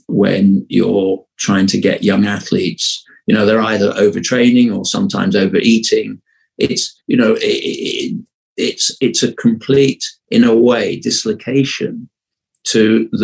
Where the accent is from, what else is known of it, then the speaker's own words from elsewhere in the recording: Sheffield, Yorkshire and the Humber, United Kingdom; also born or lived in Fulham, London; I was brought up during the most impactful years in Sheffield. But I was actually born in Fulham in West London